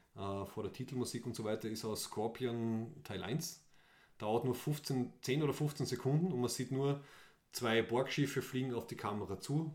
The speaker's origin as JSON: {"language": "German", "country": "Austria", "said": "als Österreicher und Österreicherinnen"}